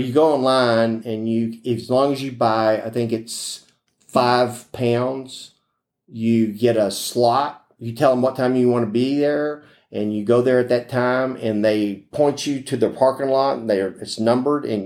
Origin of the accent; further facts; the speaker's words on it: Houston, Texas, United States; also born or lived in Pecos, Texas / Lubbock, Texas / Corpus Christi, Texas; I grew up in Houston. I was born in Pecos